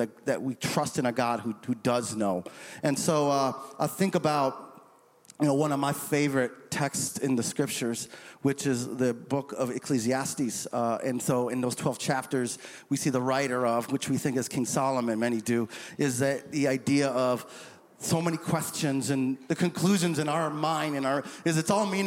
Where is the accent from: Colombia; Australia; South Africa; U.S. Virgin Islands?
U.S. Virgin Islands; St. Croix; moved away; growing up in the St. Croix Virgin Islands